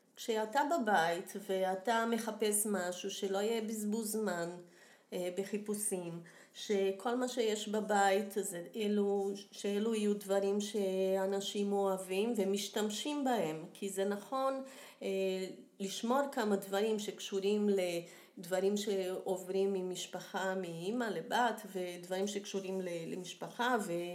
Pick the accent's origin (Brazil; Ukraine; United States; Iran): Brazil; accent: Brazilian; Hebrew is a second language; now in Israel; נולדתי בברזיל, שזה גם מסביר את המבטא.